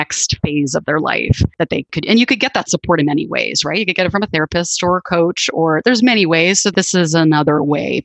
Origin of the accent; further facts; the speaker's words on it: Canada; moved away; I grew up in Canada, and I have a sister who still lives up there